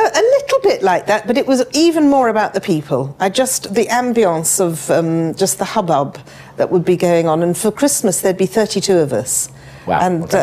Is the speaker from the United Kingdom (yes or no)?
yes; Chigwell, East of England, United Kingdom; also born or lived in London; I was born in Enfield or Edmonton in London, and I was raised in Chigwell.